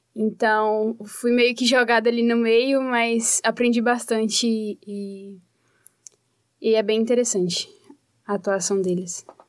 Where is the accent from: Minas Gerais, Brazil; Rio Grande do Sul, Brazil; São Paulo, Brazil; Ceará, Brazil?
Minas Gerais, Brazil; Teófilo Otoni; moved away as an adult; now in Curitiba, Brazil; Eu sou de Minas Gerais